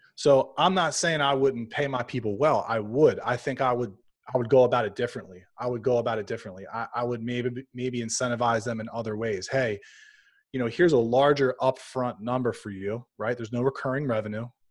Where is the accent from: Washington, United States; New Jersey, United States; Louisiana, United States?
Louisiana, United States; also born or lived in suburbs of Philadelphia; now in Philadelphia, United States; I'm actually from Louisiana